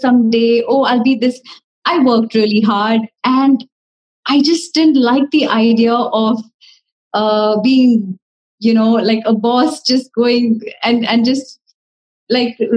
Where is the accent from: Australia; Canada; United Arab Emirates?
United Arab Emirates; Dubai; moved away as an adult; now in Mumbai, India; growing up in Dubai has been a beautiful experience